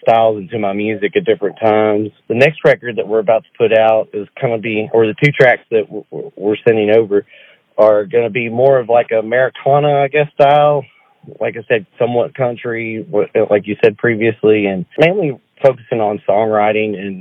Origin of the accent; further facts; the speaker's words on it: Arkansas, United States; growing up in Arkansas